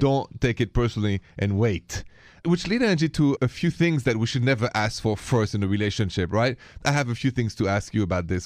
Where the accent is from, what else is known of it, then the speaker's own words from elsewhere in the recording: France; accent: French; English is a second language; moved away; my accent is French